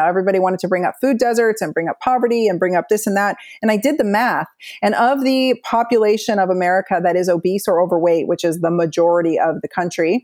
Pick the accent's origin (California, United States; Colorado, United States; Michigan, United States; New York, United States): California, United States; Southern; moved away; also born or lived in Pacific Northwest; I grew up in Southern California where like the meanest girls live